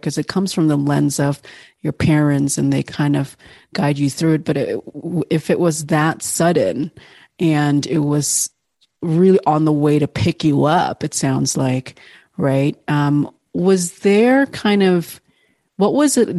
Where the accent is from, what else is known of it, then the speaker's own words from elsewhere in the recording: Bali, Indonesia; Bali, Indonesia, which is, of course, my home country